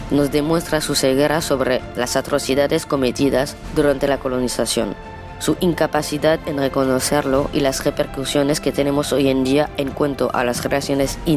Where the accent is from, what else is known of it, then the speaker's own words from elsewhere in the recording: France; Spanish is a second language; Soy francesa y me choco cuando me di cuenta que esta celebración existía. Y mira que vengo de un país ultracolonial que sigue teniendo colonias hoy en día.